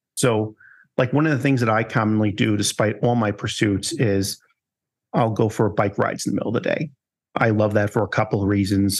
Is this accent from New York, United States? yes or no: yes; New York, United States; moved away; I'm originally from New York